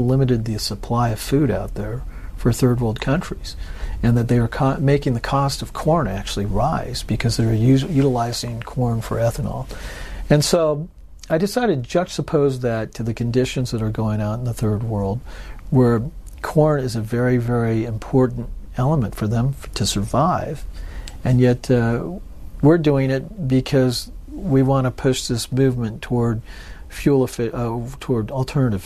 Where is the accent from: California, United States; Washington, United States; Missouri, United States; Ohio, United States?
California, United States; moved away; also born or lived in Memphis, Tennessee; I'm from California